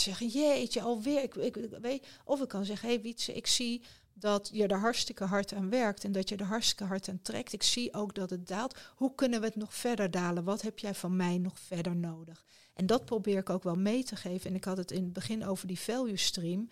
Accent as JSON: {"language": "Dutch", "town": "Rotterdam", "region": "South Holland", "country": "Netherlands", "tie": "born or raised there", "said": "Rotterdam, mijn geboortestad."}